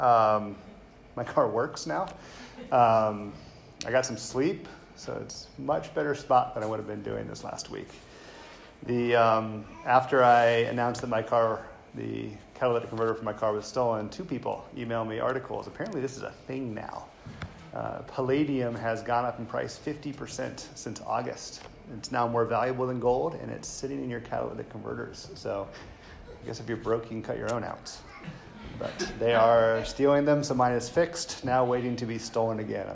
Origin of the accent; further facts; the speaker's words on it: the South, United States; I grew up white in the South